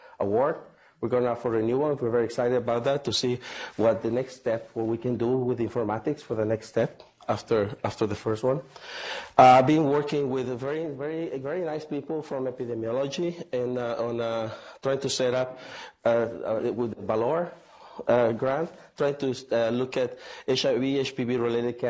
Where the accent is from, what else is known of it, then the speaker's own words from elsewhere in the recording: Mazatlán, Sinaloa, Mexico; now in Hanover, United States; I am from Mexico, from Mazatlán.